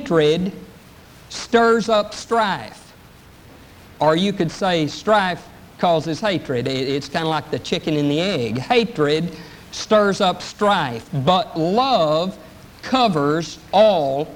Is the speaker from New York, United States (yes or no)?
no; East Texas, United States; I'm from East Texas